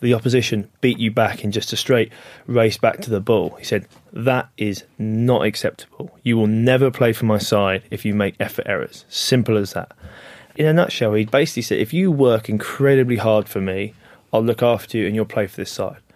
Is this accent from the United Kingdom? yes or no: yes; England, United Kingdom; as an English guy